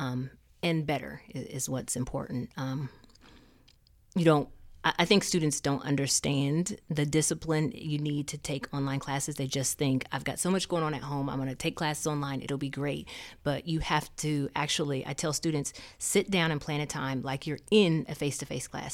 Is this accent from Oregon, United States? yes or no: no; Muncie, Indiana, United States; moved away as an adult; also born or lived in Charlotte, North Carolina; I'm from Muncie, you know, the small town